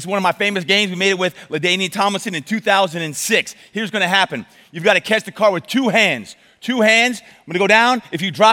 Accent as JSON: {"language": "English", "town": "Brick", "region": "New Jersey", "country": "United States", "tie": "born or raised there", "moved": "as an adult", "lives_now": "San Diego, United States", "said": "I grew up in Brick, New Jersey"}